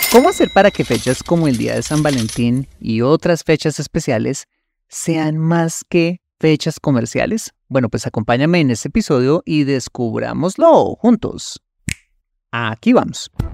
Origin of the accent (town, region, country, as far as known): Colombia